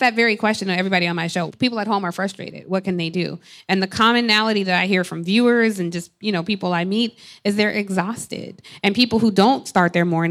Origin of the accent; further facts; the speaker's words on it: Atlanta, Georgia, United States; I grew up in Atlanta